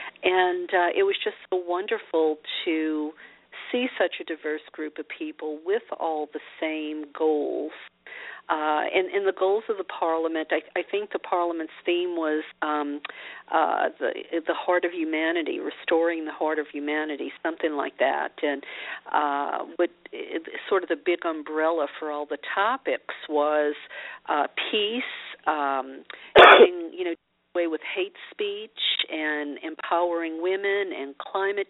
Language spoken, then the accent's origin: English; Louisiana, United States; I was a Christian growing up in Louisiana